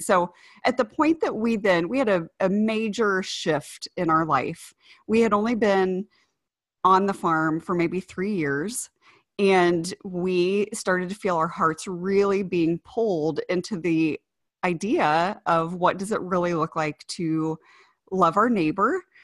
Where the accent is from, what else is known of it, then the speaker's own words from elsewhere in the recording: Ohio, United States; moved away; also born or lived in Indiana; that's where I grew up